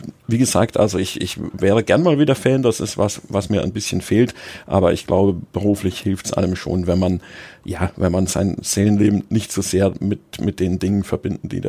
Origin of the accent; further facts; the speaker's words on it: Munich, Bavaria, Germany; Also ich bin in, in München aufgewachsen, habe beim TSV Sollen gespielt